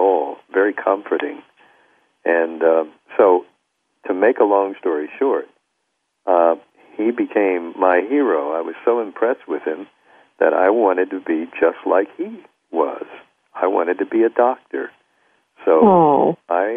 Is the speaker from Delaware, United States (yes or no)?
yes; Wilmington, Delaware, United States; I had a hero who was a black doctor in my hometown of Wilmington, Delaware.